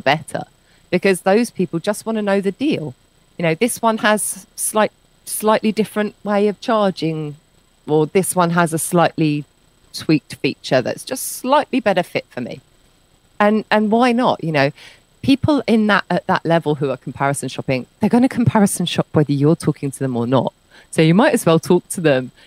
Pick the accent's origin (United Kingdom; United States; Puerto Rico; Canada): United Kingdom; moved away as an adult; I'm British